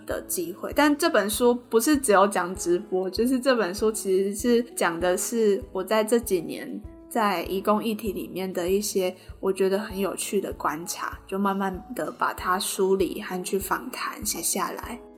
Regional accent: Tainan, Taiwan; moved away as an adult; also born or lived in Taipei; 在二零一五年的时候，我刚上台北读大学，我是台南人，上台北读书

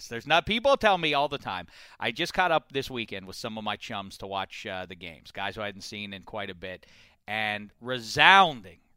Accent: Iowa, United States; I'm from Iowa. I love the country music.

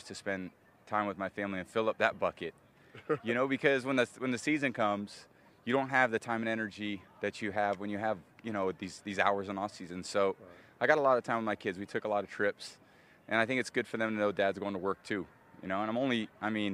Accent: Northern California, United States; moved away as an adult; also born or lived in Michigan; me growing up in Northern Cal

